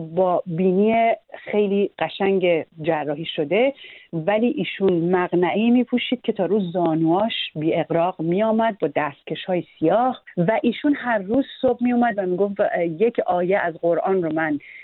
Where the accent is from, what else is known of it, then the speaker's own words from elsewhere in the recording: Iran; moved away as an adult; also born or lived in United States; من دو سال در کودکیم به دلیل اینکه پدرم داشت دوره عالی ارتش میدید در امریکا خیلی بچه که بودم ما در امریکا زندگی میکردیم بعد برگشتیم ایران